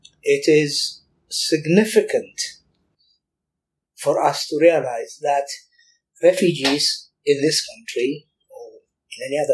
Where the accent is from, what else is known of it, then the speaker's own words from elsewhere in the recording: Eritrea; now in Bristol, United Kingdom; I'm a proud Eritrean and I'm proud British. And I have this double identity. Sometimes, when I go to Eritrea, after all these years in Bristol